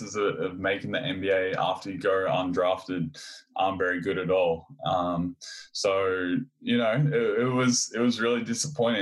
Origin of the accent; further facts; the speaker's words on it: Australia; also born or lived in California; I grew up in Australia in a small country town. I moved away from home when I was 16 to go to the Australian Institute of Sport